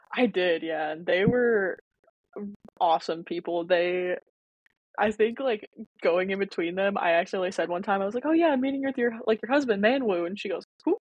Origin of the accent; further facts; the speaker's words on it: Louisville, Kentucky, United States; I'm from Louisville, Kentucky. I was raised by mom and dad. They are Bosnian immigrants